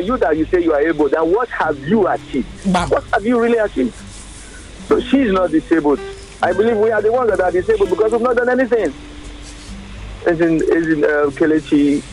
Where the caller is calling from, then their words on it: Lagos, Nigeria; I'm calling from Abulegba right now